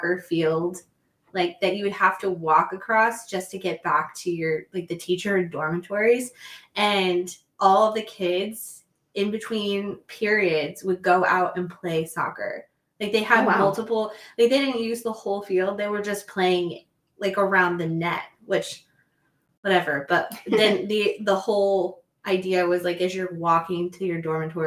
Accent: Southern Illinois, United States; I also grew up in Southern Illinois.

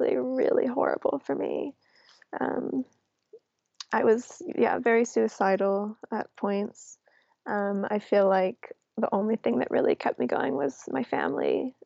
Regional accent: New York City, New York, United States; moved away as an adult; also born or lived in London; growing up in New York City

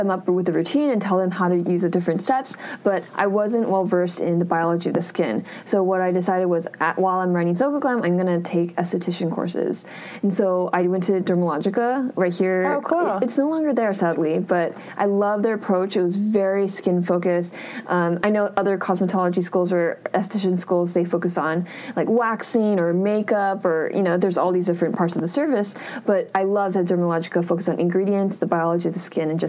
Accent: California, United States; we're both from California, so it's pretty crazy to have met halfway across the world in Korea.

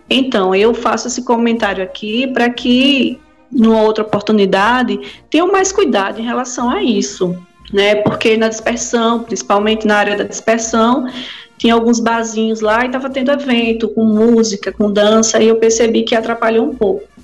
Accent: Recife, Pernambuco, Brazil; now in João Pessoa, Brazil; Eu sou, eu trabalho, moro aqui em João Pessoa, mas eu sou pernambucana, nasci lá em Recife.

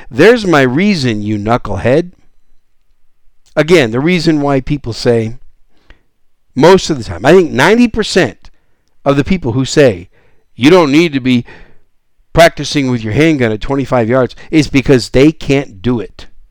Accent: Wisconsin, United States; moved away as an adult; also born or lived in Arizona / Oklahoma / Texas; I'm a Cheesehead Packer fan from Wisconsin. That's where I was raised

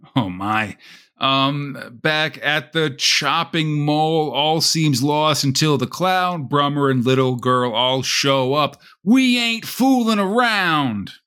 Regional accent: United States; I'm from America

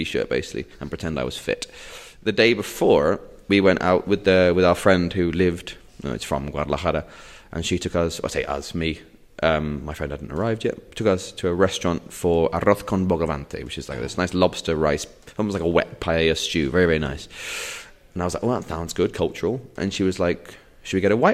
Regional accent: England, United Kingdom; moved away as an adult; now in Spain; as an Englishman

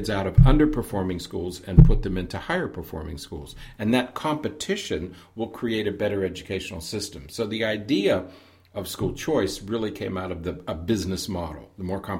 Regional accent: Pennsylvania, United States; Even in the little town that I grew up in Pennsylvania, there were two elementary schools

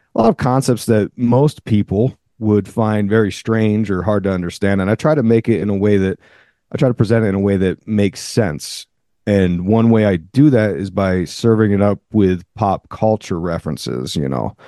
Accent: near Philadelphia, Pennsylvania, United States; I grew up near Philly

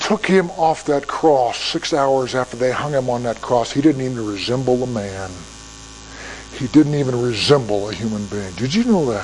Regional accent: United States; I'm an American.

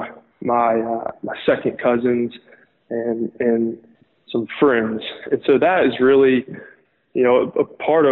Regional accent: Lookout Mountain, Georgia, United States; also born or lived in Chattanooga, Tennessee / Athens, Georgia; I grew up in Chattanooga, Tennessee, which is right on the corner of the Georgia and Alabama state lines. And so I actually grew up on Lookout Mountain, Georgia, which is right across the line from Chattanooga, Tennessee

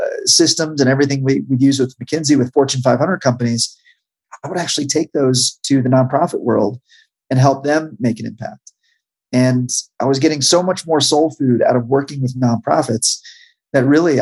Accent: Charlotte, North Carolina, United States; So yeah, I grew up in Charlotte, North Carolina. Went to high school there.

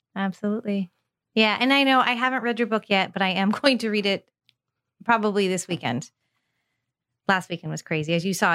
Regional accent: California, United States; now in Tampa, United States; grew up in California, so I was very spoiled

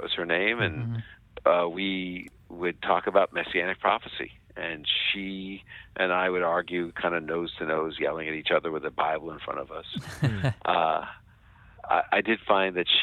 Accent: United States; I was born in the United States. One of my sisters was as well. And we were raised in an observant Jewish home

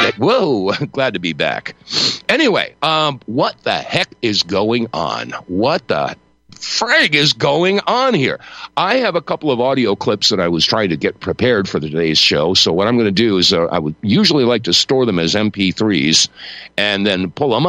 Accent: New York, United States; I grew up, I spent my formative years, my wonder years in Brooklyn, New York. I grew up right near Grand Army Plaza.

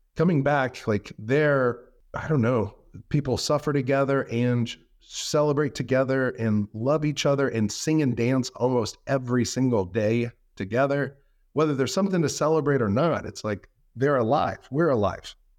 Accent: United States; being an American and having free speech

